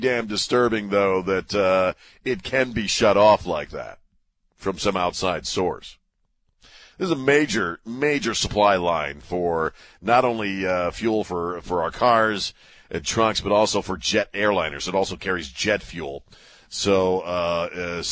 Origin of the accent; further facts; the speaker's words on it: Maryland, United States; moved away; my home state of Maryland